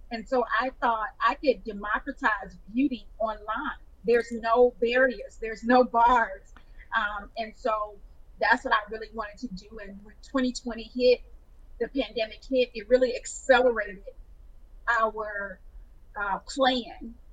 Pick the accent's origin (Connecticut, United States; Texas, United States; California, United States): Texas, United States; Houston; a makeup boutique in Houston, my hometown.